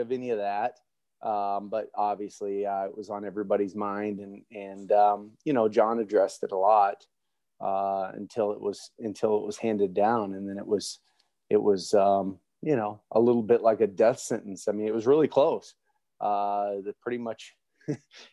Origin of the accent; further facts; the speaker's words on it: Oklahoma, United States; not only growing up in Oklahoma, but I grew up exclusively an Oklahoma State fan